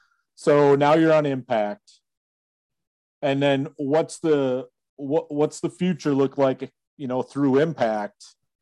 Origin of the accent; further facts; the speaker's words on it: Kalkaska, Michigan, United States; So I grew up in Kalkaska.